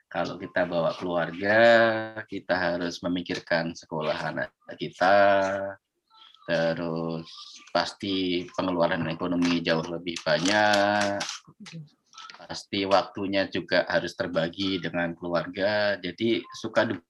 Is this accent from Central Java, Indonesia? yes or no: yes; Pekalongan, Central Java, Indonesia; also born or lived in Solo; now in Yogyakarta, Indonesia; Kalau saya lahir dan besar sampai SMA di Pekalongan, Jawa Tengah. Terus kuliah S1 di UNS Eh, Universitas 11 Maret Solo.